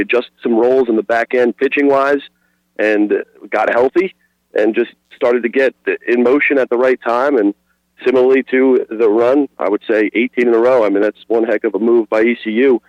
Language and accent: English; New Jersey, United States; moved away as an adult; now in Wilmington, United States; I'm from Jersey originally. Came down to Wilmington